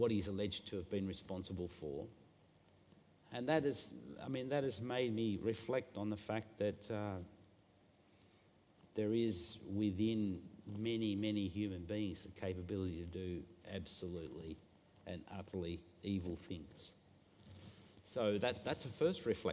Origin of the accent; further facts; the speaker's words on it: Burnie, Tasmania, Australia; also born or lived in Hobart; when I was a kid growing up in Burnie